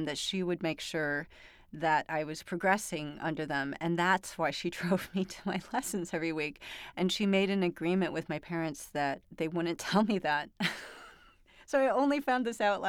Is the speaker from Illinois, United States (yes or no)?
yes; Glen Ellyn, Illinois, United States; also born or lived in Hinsdale, Illinois; I was born in Hinsdale Hospital, but I was raised in Glen Ellyn